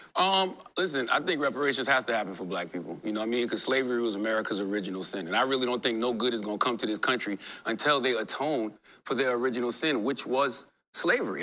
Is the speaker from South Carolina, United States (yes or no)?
yes; Charleston, South Carolina, United States; a West African born in Charleston, South Carolina